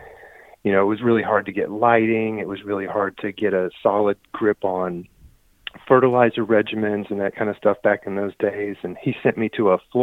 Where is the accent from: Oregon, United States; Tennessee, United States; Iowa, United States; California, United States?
Tennessee, United States; East; I grew up in East Tennessee, Smoky Mountains, with a twin brother and little sister